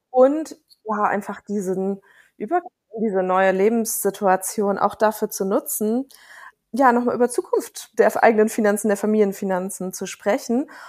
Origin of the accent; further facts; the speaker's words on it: Bremen, Germany; Ich komme aus Bremen, das heißt, ich kenne da so ganz gut die Stadt